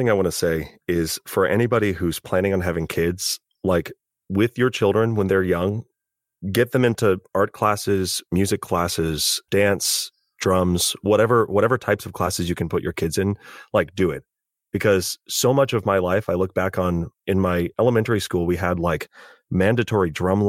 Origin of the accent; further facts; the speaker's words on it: California, United States; I'm learning as a Californian that I probably should. Some remnant accents on certain words.